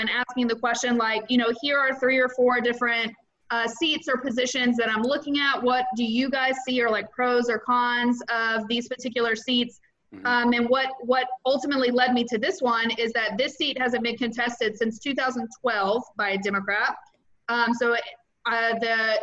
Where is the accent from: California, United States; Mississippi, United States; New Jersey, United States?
Mississippi, United States; moved away as an adult; now in Florida, United States; I'm originally from Mississippi. I've been in Florida for 7 years